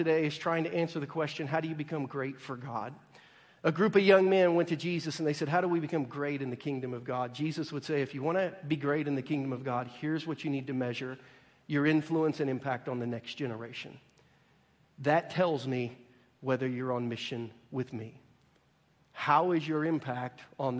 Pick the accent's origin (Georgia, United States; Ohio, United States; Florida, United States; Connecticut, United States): Ohio, United States; moved away as an adult; also born or lived in Virginia; now in Missouri, United States; I grew up in Ohio, went to college in Virginia